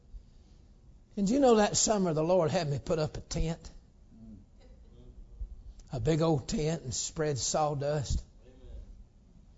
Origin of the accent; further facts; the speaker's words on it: the South, United States; I'm from the South